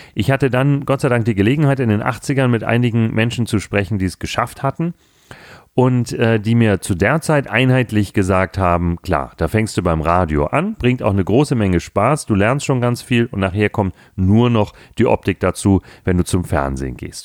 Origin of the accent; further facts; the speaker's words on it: Hamburg, Germany; Gerade im Norden, wo ich herkomme, ich bin ja nun gebürtiger Hamburger